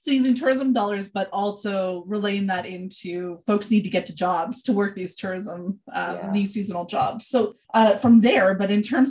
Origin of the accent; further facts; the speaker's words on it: Northern Ontario, Canada; moved away; I grew up in Northern Ontario, where access to the Greyhound was a lifeline for a variety of reasons